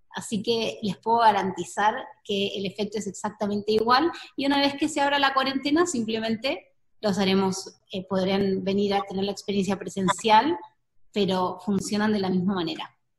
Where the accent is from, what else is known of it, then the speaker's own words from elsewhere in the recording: Argentina; moved away as an adult; now in Costa Rica; yo soy argentina, hace dos años que estoy viviendo en Costa Rica